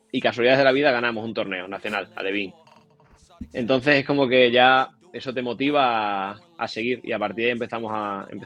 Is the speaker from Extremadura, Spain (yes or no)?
yes; Badajoz, Extremadura, Spain; born there; Badajoz, capital, sí.